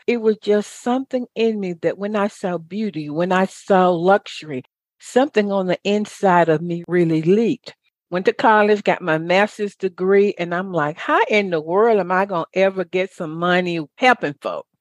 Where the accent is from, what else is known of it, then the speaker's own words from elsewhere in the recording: the South, United States; I grew up in a good old Baptist church. I'm from the South